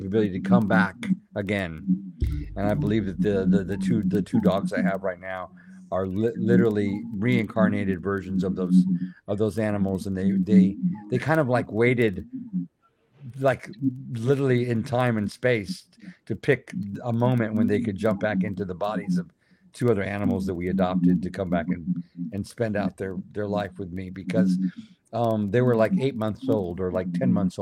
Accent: South Texas, United States; a brother and a sister kitties that I had growing up in South Texas

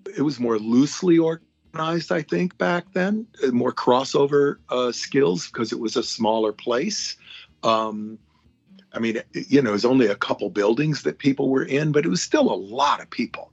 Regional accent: Hawaii, United States; moved away; I'm a little kid who grew up in Hawaii

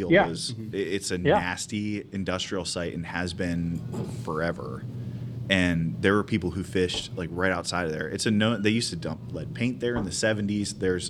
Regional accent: Youngstown, Ohio, United States; moved away as an adult; also born or lived in Pittsburgh / Detroit / Cleveland; now in Charlotte, United States; After college, I lived in Pittsburgh, I lived in Detroit, and then I moved back to Cleveland from Youngstown.

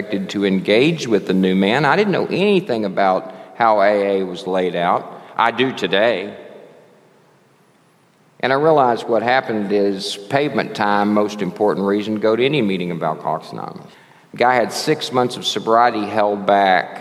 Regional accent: Texas, United States; also born or lived in Lafayette, Louisiana / Dallas; I'm from Texas

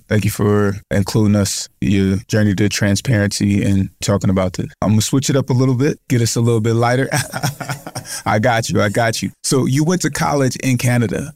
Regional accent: United States; I grew up in foster care in the States from nine months until I was eighteen

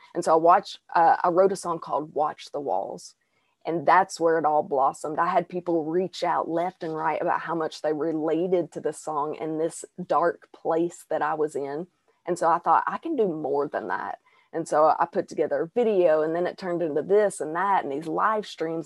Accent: Arkansas, United States; accent: Southern twang; born and raised in Arkansas.

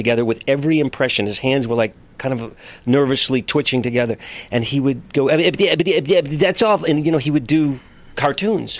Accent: Framingham, Massachusetts, United States; now in Los Angeles, United States; I grew up in Framingham, Massachusetts.

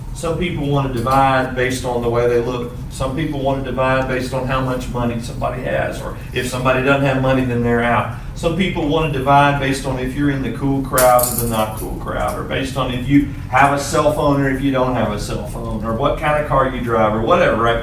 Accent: Pulaski, Tennessee, United States; now in Henderson, United States; I'm from Pulaski, Tennessee. That's a little small town. All right, Bowling Green is like a giant city compared to where I grew up

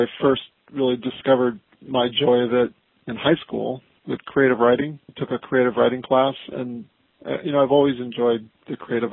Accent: Berkeley, California, United States; also born or lived in Silicon Valley; I'm from California. Born in Berkeley and now living in Silicon Valley.

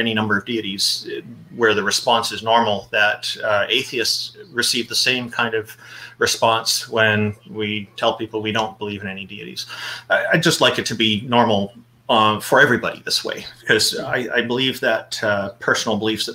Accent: Canada; I am a Canadian. I was born here.

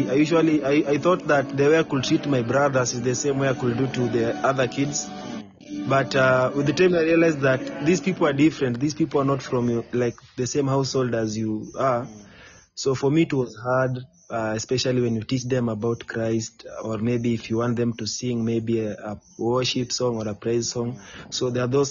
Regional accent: Kenya; I come from Kenya

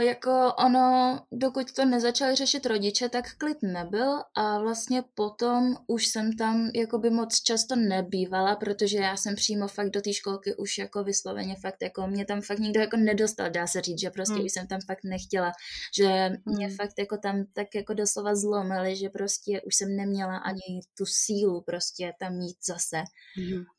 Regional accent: Jihlava, Vysočina Region, Czechia; also born or lived in Prague; Jsem z Jihlavy, Narodila jsem se v České republice

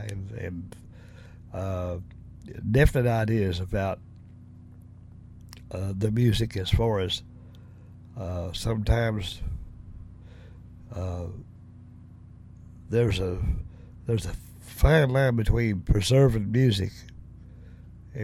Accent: Tennessee, United States; accent: Southern; moved away; also born or lived in Lexington; I'm from the South, from Tennessee. I definitely got a Southern dialect, you know, as far as my accent

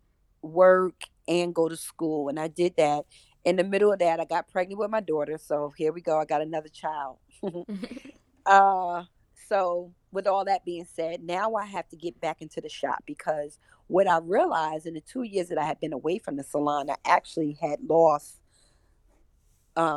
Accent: New Jersey, United States; moved away as an adult; also born or lived in Baltimore, Maryland; I'm from Jersey

